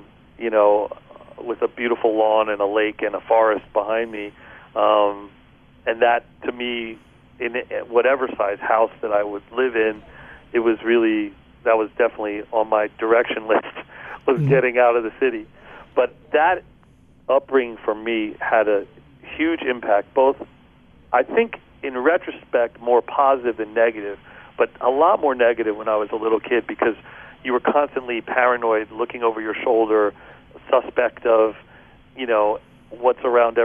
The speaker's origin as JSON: {"language": "English", "town": "Philadelphia", "region": "Pennsylvania", "country": "United States", "tie": "born or raised there", "moved": "yes", "said": "I grew up outside of Philadelphia until I was about 8 years old"}